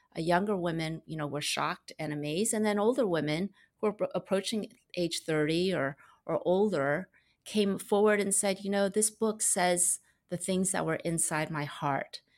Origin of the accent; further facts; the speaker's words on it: Maryland, United States; moved away as an adult; also born or lived in Los Angeles, United States / China; I was born in Maryland on the East Coast of America